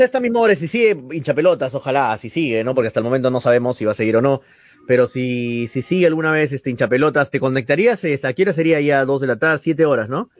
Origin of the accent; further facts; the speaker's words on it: Peru; soy peruano, pese a que soy hincha Melgar y todo, soy peruano